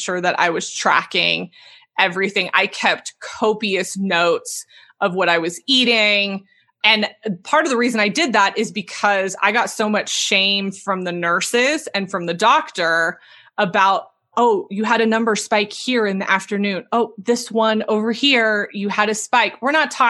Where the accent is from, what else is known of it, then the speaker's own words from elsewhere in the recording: Southern California, United States; I'm from Southern California